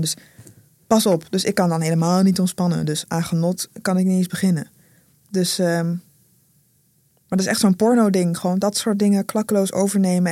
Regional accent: Rotterdam, South Holland, Netherlands; first language Dutch; Ik groeide op in Rotterdam

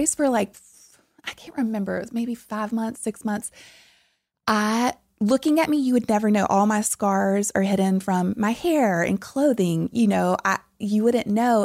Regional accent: South Louisiana, United States; moved away; I'm from deep South Louisiana

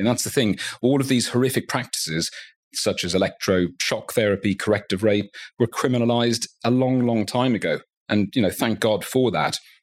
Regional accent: Dublin, Leinster, Ireland; I grew up in Dublin.

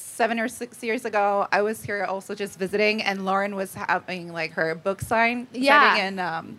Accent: Poland; English is a second language; moved away as an adult; now in Los Angeles, United States; I'm actually from Poland.

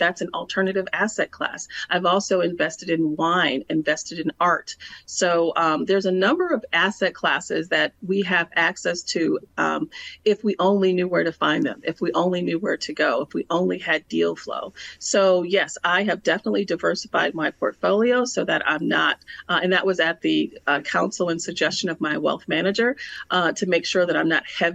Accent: Milwaukee, Wisconsin, United States; It was a public relations and marketing firm in my hometown of Milwaukee, Wisconsin

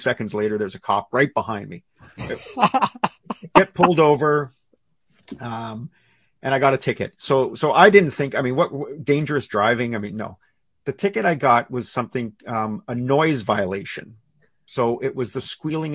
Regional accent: Sarnia, Ontario, Canada; now in British Columbia, Canada; I grew up in Sarnia, Ontario, and despite what a lot of people think of Sarnia, it's a beautiful place to grow up

